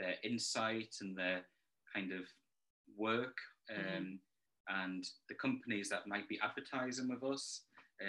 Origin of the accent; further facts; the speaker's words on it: Alnwick, North East England, United Kingdom; moved away; also born or lived in Manchester; I'm from Alnwick in Northumberland and moved to Manchester kind of 2007, 2008